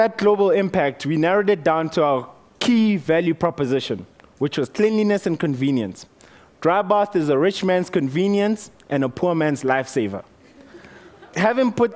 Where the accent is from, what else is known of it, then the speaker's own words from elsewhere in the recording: Motetema, Limpopo, South Africa; So I grew up in Limpopo, on the border of Limpopo and Mpumalanga, little town called Motetema